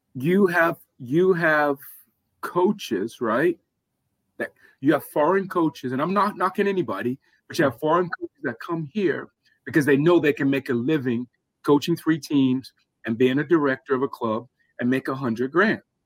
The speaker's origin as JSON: {"language": "English", "town": "Atlanta", "region": "Georgia", "country": "United States", "tie": "born or raised there", "said": "growing up in Atlanta"}